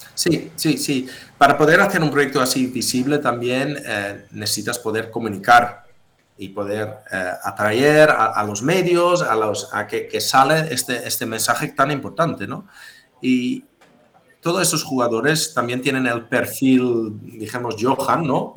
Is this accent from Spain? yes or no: no; Netherlands; soy holandés